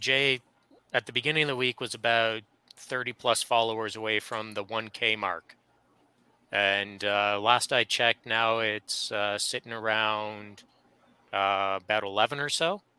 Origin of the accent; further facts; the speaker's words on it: Canada; although we're Canadian, we're separated between a good bit of distance.